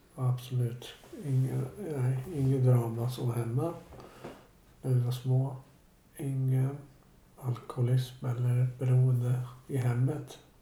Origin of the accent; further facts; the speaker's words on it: Stockholm, Stockholm County, Sweden; also born or lived in Bromma; Jag är född på Sabbatsbergs sjukhus som ligger typ precis vid Vasaparken